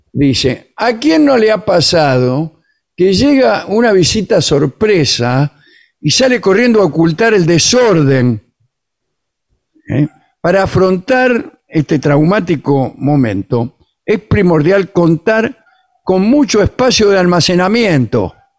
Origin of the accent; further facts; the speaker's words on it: Argentina; somos argentinos